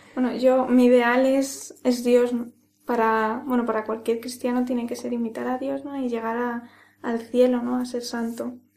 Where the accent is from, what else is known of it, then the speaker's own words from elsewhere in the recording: Ávila, Castile and León, Spain; now in Madrid, Spain; soy de, soy de Ávila. Y, bueno, yo eh, estoy en Madrid